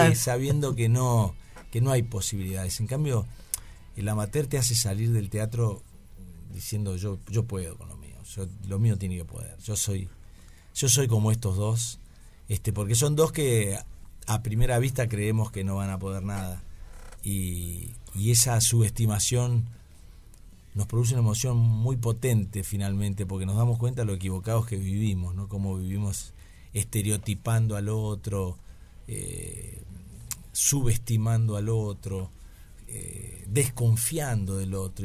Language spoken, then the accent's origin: Spanish; Paraná, Entre Ríos, Argentina; nací en Paraná, en Entre Ríos